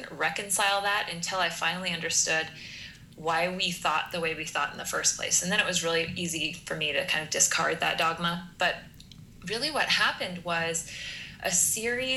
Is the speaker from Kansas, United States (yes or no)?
yes; Kansas, United States; as a Kansas girl, I have a lot of experience with factory farms. So my entire youth driving across the state of Kansas